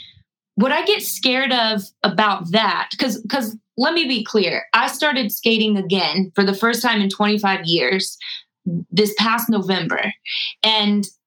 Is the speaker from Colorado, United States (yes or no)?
yes; Colorado, United States; growing up in Colorado and my parents are hippies, we were always out in nature